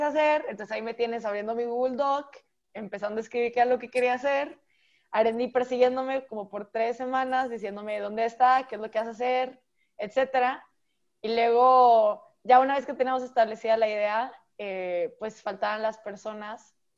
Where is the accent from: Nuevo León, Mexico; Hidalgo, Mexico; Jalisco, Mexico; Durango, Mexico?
Nuevo León, Mexico; Monterrey; soy de Monterrey, México